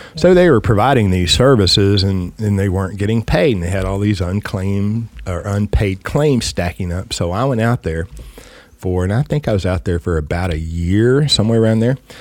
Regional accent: West Texas, United States; I come from West Texas

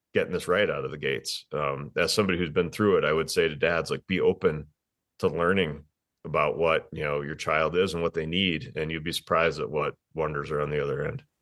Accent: Wisconsin, United States; moved away as an adult; also born or lived in Green Bay, Wisconsin; now in Denver, United States; I'm from Wisconsin.

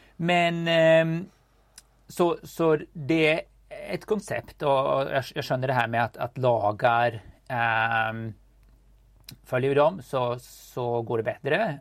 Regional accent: Sweden; vi kommer båda från Sverige

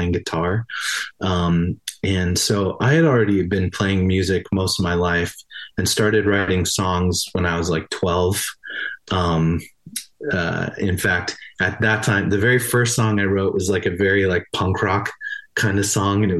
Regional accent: Albany, Oregon, United States; moved away as an adult; I arrived in Albany for, seventh grade was when I showed up. So, went to high school there

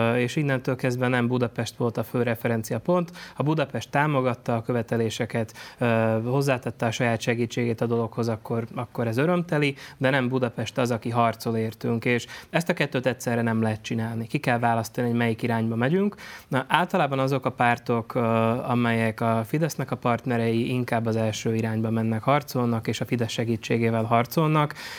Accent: Slovakia; mint határon túli magyarnak

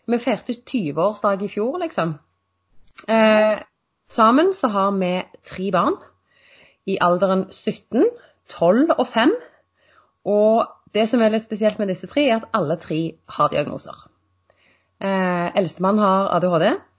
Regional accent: Sandnes, Rogaland, Norway; Jeg er fra Sandnes

